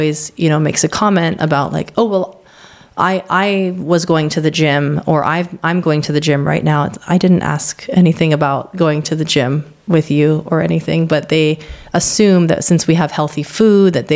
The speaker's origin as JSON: {"language": "English", "region": "Hawaii", "country": "United States", "said": "I'm from Hawaii"}